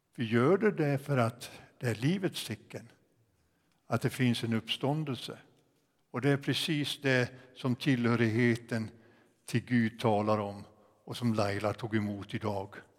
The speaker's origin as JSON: {"language": "Swedish", "town": "Ockelbo", "region": "Gävleborg County", "country": "Sweden", "tie": "born or raised there", "also_born_or_lived": "Sollentuna", "moved": "as an adult", "said": "sen jag hade sjungit den hemma i Ockelby, Missionskyrkan"}